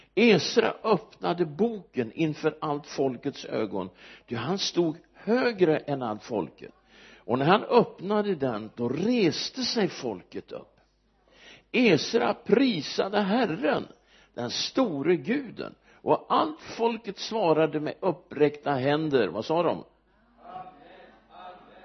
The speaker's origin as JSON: {"language": "Swedish", "town": "Örebro", "region": "Örebro County", "country": "Sweden", "tie": "born or raised there", "also_born_or_lived": "United States", "said": "jag är född i Örebro jag har bott där nästan hela mitt liv utom en sejour i USA"}